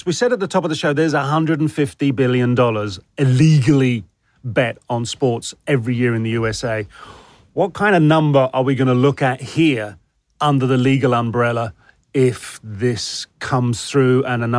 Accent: United Kingdom; It's something I've grown up with as a Brit

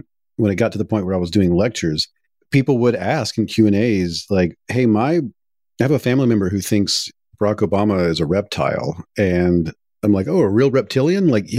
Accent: Deep South, United States; And I come from the Deep South, and when I was a print journalist

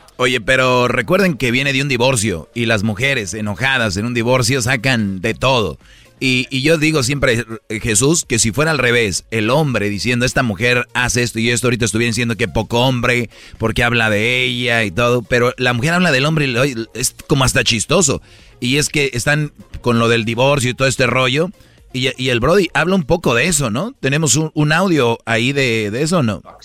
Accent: San Nicolás de los Garza, Nuevo León, Mexico; yo soy de Monterrey, Choco, yo soy de San Nicolás de los Garza.

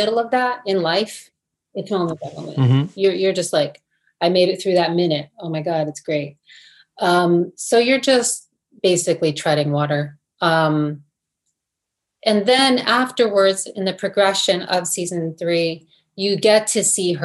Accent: New Jersey, United States; accent: Jersey; I grew up in New Jersey. Maybe I have a Jersey accent

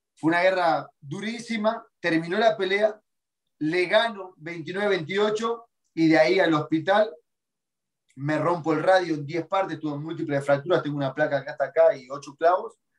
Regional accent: Argentina; moved away as an adult; also born or lived in Brazil; nunca pasé hambre en Argentina. Yo vengo una clase social media

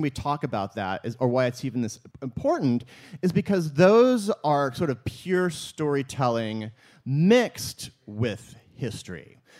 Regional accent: the Ozarks, United States; it is because I'm from the Ozarks, so I like strings of Christmas lights, like for every holiday and for every possible occasion.

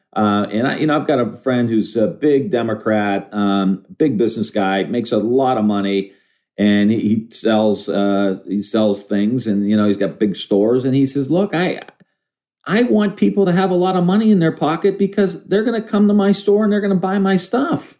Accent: Ohio, United States; I'm from Ohio

